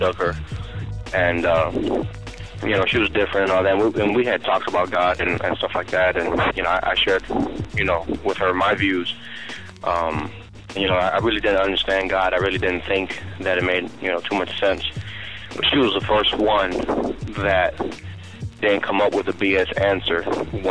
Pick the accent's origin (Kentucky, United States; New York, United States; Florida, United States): Florida, United States; Miami; now in South Carolina, United States; I'm from Miami. I live over at South Carolina right now, but Miami is my home